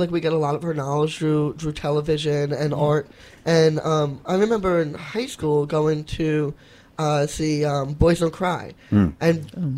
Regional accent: New York City, New York, United States; I grew up in Whitestone, Queens

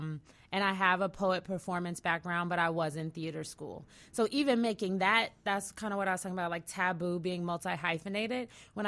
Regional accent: California, United States; I'm from the Bay Area.

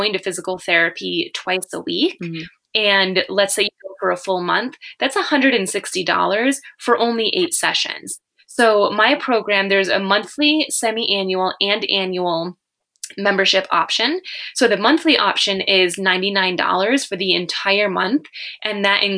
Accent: near Buffalo, New York, United States; I'm from near Buffalo, New York

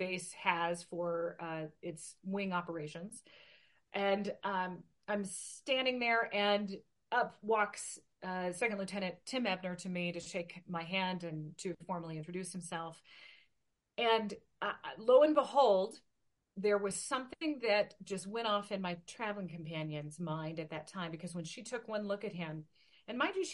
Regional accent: Portland, Oregon, United States; now in Klamath Falls, United States; my hometown base, at the Portland Air Guard base in Portland, Oregon

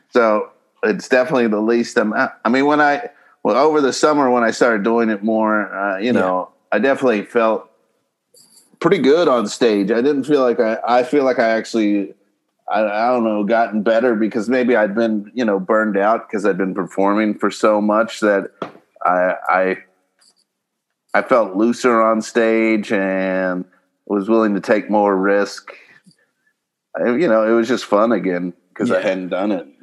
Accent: Kentucky, United States; now in Los Angeles, United States; I'm from uh, Kentucky originally

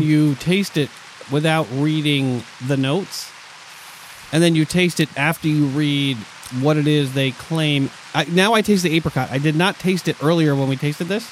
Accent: New York, United States; my New York Jets, from my home state

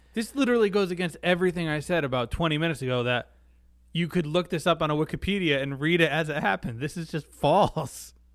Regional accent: United States; as an American

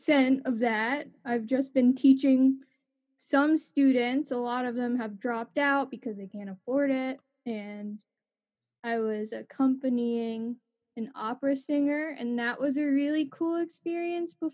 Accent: New Jersey, United States; I'm a musician from New Jersey.

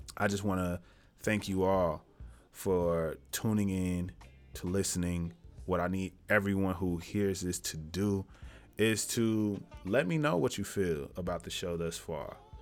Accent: Tennessee, United States; I'm from Tennessee.

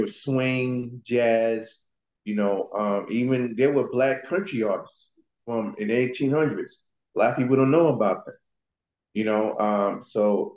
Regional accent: New York, United States; I'm originally from New York.

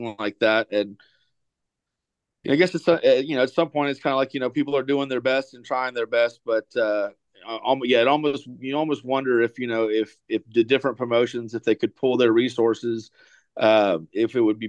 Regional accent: Tallahassee, Florida, United States; I grew up in Tallahassee in the 90s

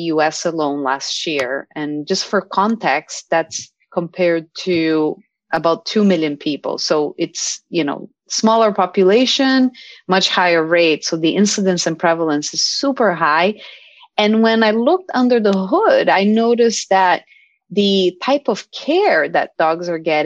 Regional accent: Brazil; now in United States; I'm from Brazil

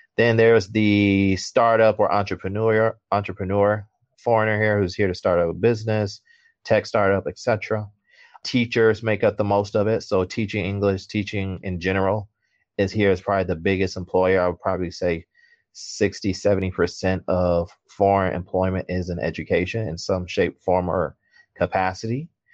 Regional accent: Detroit, Michigan, United States; moved away as an adult; also born or lived in Kalamazoo / Chicago; now in Shanghai, China; Born and raised in Detroit, went to high, you know, everything high school.

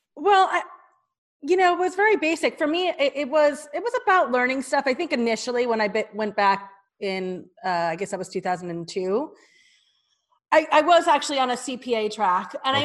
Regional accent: New Jersey, United States; moved away as an adult; also born or lived in New York City; I'm a Jersey girl

